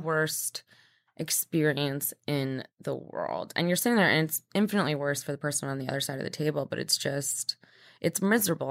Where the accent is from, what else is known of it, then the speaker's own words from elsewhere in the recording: Midwest, United States; now in New York, United States; I grew up in the Midwest